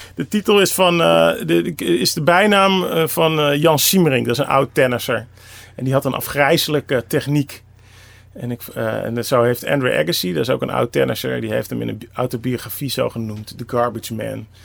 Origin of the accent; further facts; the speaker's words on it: Amsterdam, North Holland, Netherlands; Ik kom uit Amsterdam